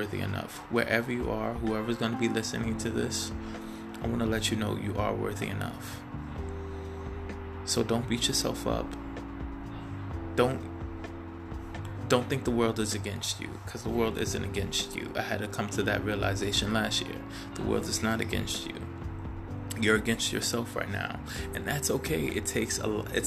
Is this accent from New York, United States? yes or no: yes; New York City, New York, United States; now in California, United States; I'm originally from Brooklyn, New York, and I am living in California right now